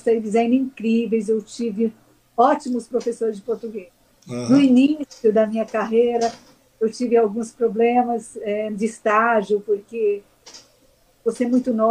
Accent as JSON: {"language": "Portuguese", "town": "Mogi das Cruzes", "region": "São Paulo", "country": "Brazil", "tie": "born or raised there", "said": "E eu, como eu cresci em Mogi das Cruzes, eu tenho um carinho especial."}